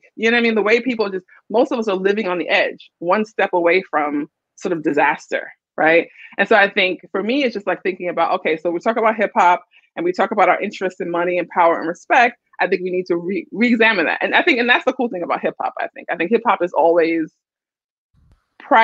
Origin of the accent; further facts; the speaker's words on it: New York City, New York, United States; I grew up in Brooklyn in a single parent household